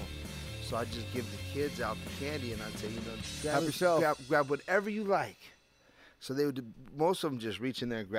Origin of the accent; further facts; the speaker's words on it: South Gate, California, United States; also born or lived in La Mirada; I grew up in Southgate